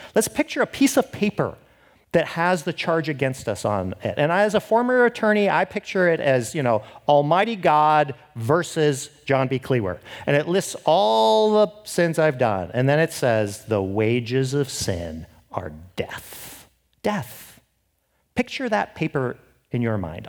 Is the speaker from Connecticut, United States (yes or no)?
no; Seattle, Washington, United States; I'm from Seattle